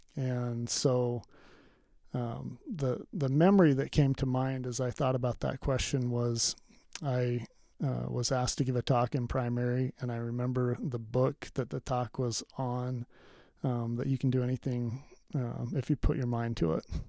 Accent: Pleasant Grove, Utah, United States; I grew up in Pleasant Grove, Utah.

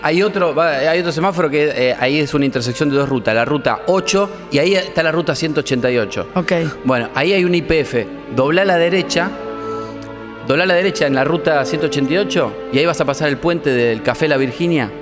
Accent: Pergamino, Buenos Aires Province, Argentina; now in Buenos Aires, Argentina

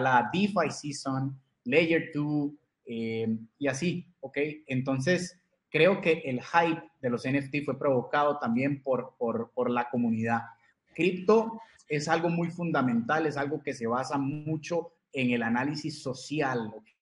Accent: Costa Rica; soy de Costa Rica

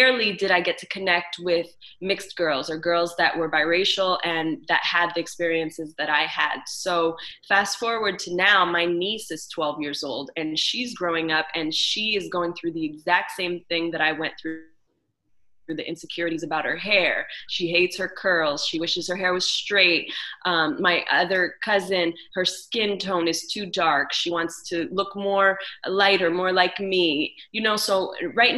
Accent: Montreal, Quebec, Canada; I was raised in Montreal

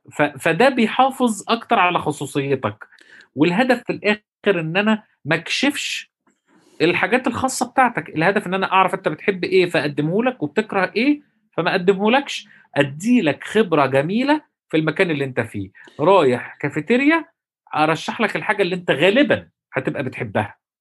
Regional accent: Egypt; احنا عندنا في مصر

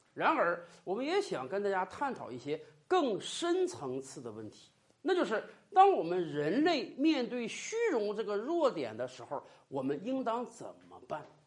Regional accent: China; 我们中国人

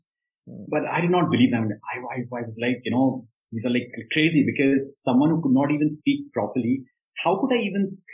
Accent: Dehradun, Uttarakhand, India; born and raised in Dehradun

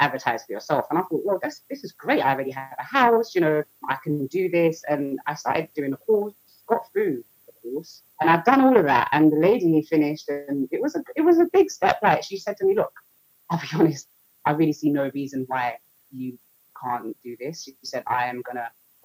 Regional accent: London, United Kingdom; I'm from Southeast London.

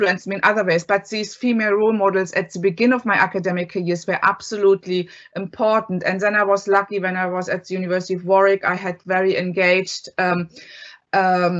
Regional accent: East Germany, Germany; moved away as an adult; now in Ireland; I grew up in East Germany

